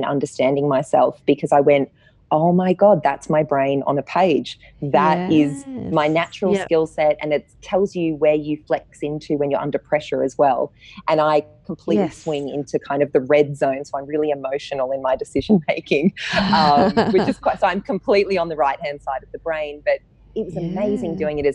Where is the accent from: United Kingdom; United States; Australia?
Australia; Sydney, New South Wales; moved away as an adult; now in Melbourne, Australia; I am a Sydney girl. I grew up in Manly, so a beachside town on Sydney's northern beaches.